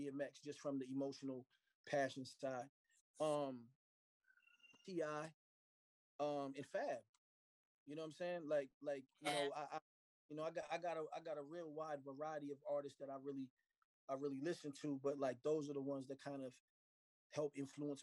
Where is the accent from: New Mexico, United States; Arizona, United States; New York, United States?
Arizona, United States; Phoenix; also born or lived in Philadelphia, Pennsylvania; I'm a kid from Phoenix, Arizona